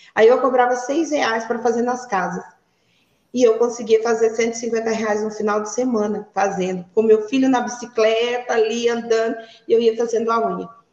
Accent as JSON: {"language": "Portuguese", "town": "Ariquemes", "region": "Rondônia", "country": "Brazil", "tie": "born or raised there", "also_born_or_lived": "Curitiba, Paraná", "said": "E nasci em Curitiba, fui praticamente criada em Rondônia, vim para Ariquemes com seis anos de idade."}